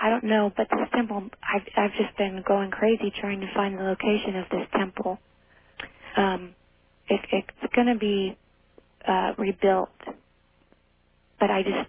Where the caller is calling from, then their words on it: Redding, California, United States; Good morning. I'm calling from Redding, California.